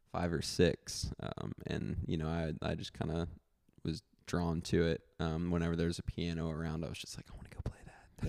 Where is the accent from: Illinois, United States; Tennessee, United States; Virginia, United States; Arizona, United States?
Tennessee, United States; Memphis; moved away as an adult; now in Austin, United States; I'm from Memphis. Um, actually just moved to Austin about four months ago